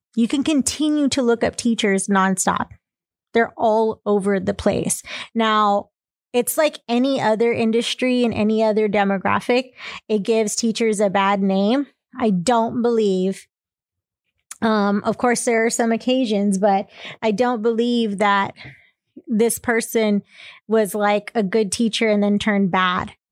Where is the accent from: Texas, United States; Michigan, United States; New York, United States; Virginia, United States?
Texas, United States; I'm from Texas